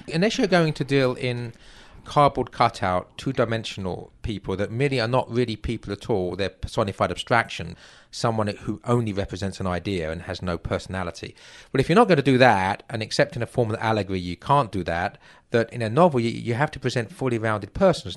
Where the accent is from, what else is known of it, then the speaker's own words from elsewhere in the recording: England, United Kingdom; moved away as an adult; now in United States; as an Englishman